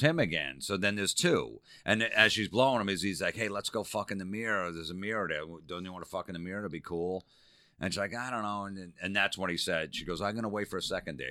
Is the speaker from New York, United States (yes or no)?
no; New Jersey, United States; growing up in Jersey